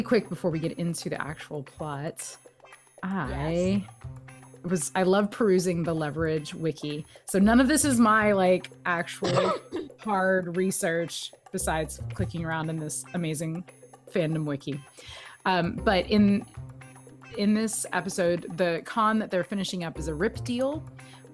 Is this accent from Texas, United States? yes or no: yes; Texas, United States; I'm from Texas